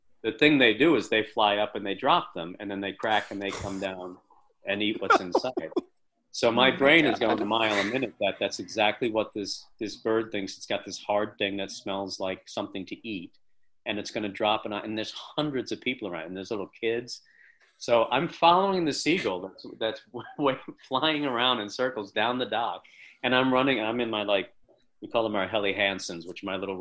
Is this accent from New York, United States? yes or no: yes; Long Island, New York, United States; I'm from Long Island, and I grew up as a fisherman